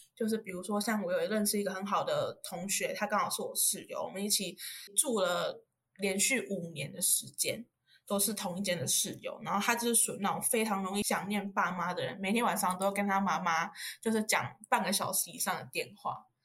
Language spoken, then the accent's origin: Chinese; Yunlin County, Taiwan; moved away as an adult; now in Taipei, Taiwan; 目前就读台大社工二年级，然后我是云林人，北漂的小孩